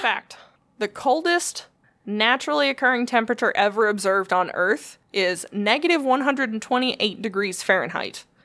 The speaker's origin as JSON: {"language": "English", "country": "United States", "said": "I'm an American"}